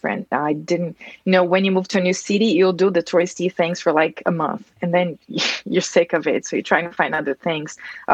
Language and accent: English; Brazil; moved away as an adult; now in United States; I'm from Brazil. I immigrated here to the U.S. about 16 years ago.